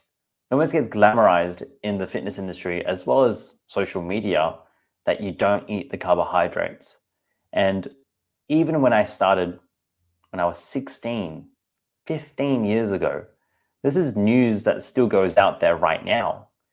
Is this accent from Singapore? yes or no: yes; Singapore; I'm like, I'm not sure if you realize, but I'm also Asian too. I'm from Singapore. I eat rice and noodles.